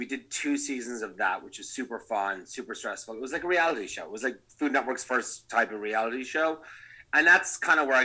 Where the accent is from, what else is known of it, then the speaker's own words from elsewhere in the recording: Ireland; moved away as an adult; also born or lived in Napa, United States; now in Los Angeles, United States; being Irish